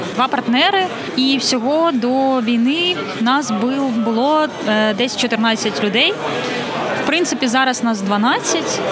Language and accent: Ukrainian; Kyiv, Ukraine; moved away as an adult; особисто я киянка, і я не уявляю себе е, в іншому місці.